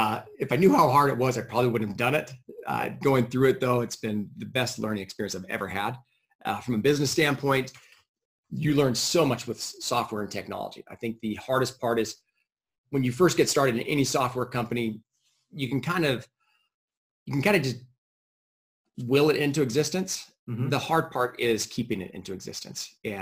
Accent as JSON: {"language": "English", "town": "San Diego", "region": "California", "country": "United States", "lives_now": "Boise, United States", "said": "San Diego."}